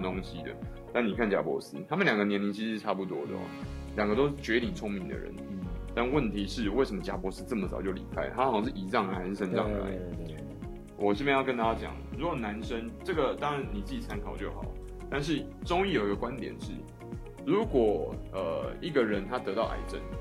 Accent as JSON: {"language": "Chinese", "country": "Taiwan", "said": "我一个台湾人"}